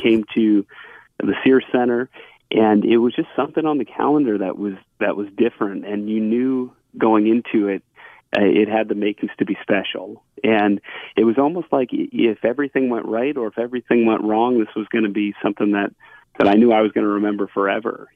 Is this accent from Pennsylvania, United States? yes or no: yes; Allentown, Pennsylvania, United States; growing up in Allentown